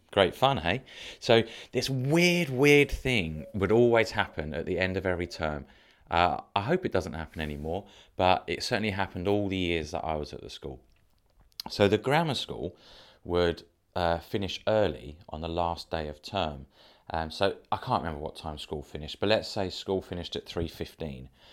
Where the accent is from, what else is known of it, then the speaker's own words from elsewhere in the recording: Dover, South East England, United Kingdom; I grew up in Dover